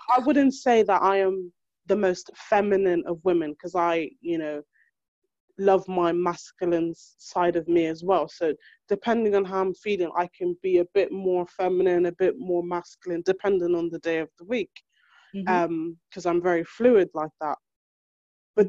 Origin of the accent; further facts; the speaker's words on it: Ireland; now in United Kingdom; I was born and raised in Europe to start off with, so I didn't really live back home, like in Africa, as they say. So my home is Ireland